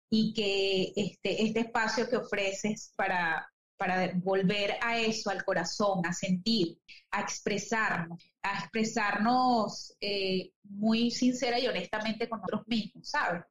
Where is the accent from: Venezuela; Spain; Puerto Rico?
Venezuela; moved away as an adult; also born or lived in Chile / Paraguay; Acá ahora en, mi tierra donde este, nací